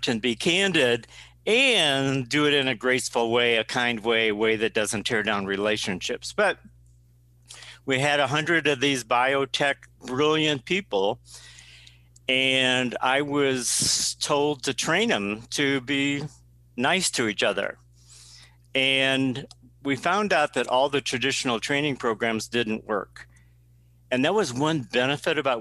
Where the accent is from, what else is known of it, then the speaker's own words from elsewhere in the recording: South Dakota, United States; born and raised in South Dakota